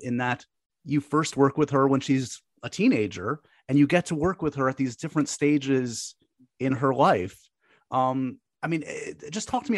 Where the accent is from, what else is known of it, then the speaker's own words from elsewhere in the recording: New York City, New York, United States; my hometown here in New York City